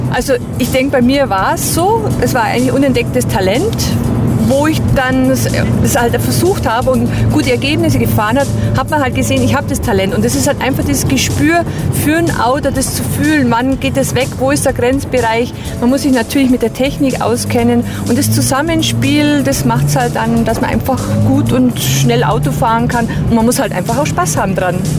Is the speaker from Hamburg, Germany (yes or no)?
no; Bad Bayersoien, Garmisch-Partenkirchen district, Bavaria, Germany; mit 1000 Einwohnern komme ich ja aus Bad Bayersheim im Landkreis Garmisch-Partenkirchen